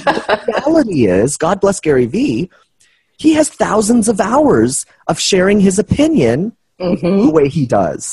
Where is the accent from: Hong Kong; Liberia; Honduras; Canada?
Canada; I'm Canadian